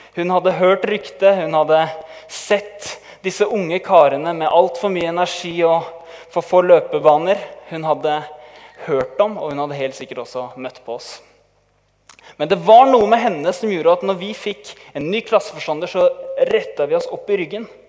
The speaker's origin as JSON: {"language": "Norwegian", "town": "Tønsberg", "region": "Vestfold", "country": "Norway", "said": "vi kommer fra Tønsberg. Min vakre kone og jeg"}